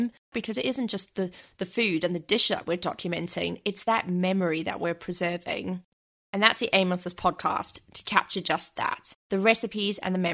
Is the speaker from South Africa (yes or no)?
yes; South Africa; now in London, United Kingdom; now I live in London, so miles and miles away from where I grew up in South Africa